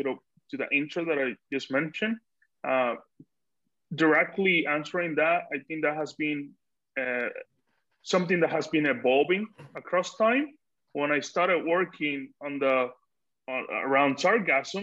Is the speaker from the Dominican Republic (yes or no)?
yes; Dominican Republic; moved away; also born or lived in United States; Living in the US, I was, you know, very distant from my home country, just, you know, visiting family